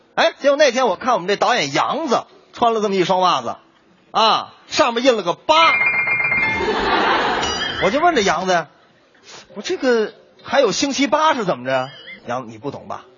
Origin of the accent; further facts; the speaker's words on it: Northeast China, China; 赵老师，我跟你说，这个山炮吧，搁我们东北话就是二百五的意思。